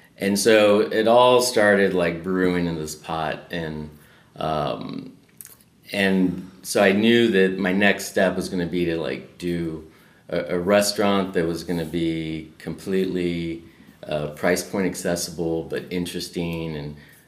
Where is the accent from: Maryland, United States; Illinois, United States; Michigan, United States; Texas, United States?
Texas, United States; San Antonio; moved away as an adult; also born or lived in Austin, Texas; now in Los Angeles, United States; I left San Antonio, was in Austin